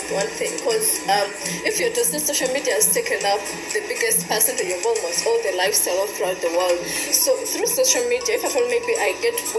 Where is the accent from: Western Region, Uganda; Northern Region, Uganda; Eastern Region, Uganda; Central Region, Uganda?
Eastern Region, Uganda; Iganga; I'm from Iganga